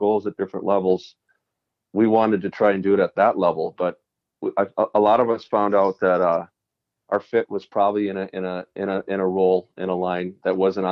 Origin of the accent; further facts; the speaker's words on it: Richfield, Minnesota, United States; growing up in Minnesota